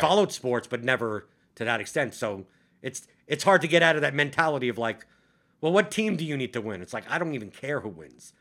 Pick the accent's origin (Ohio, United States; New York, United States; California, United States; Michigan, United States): New York, United States; New York City; moved away as an adult; I grew up in Brooklyn